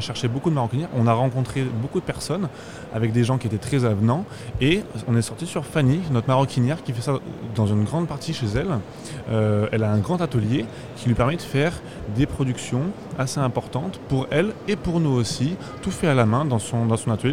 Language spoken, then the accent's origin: French; Brive-la-Gaillarde, Nouvelle-Aquitaine, France; je viens de Brive-la-Gaillarde, donc dans le genre, dans la région du Limousin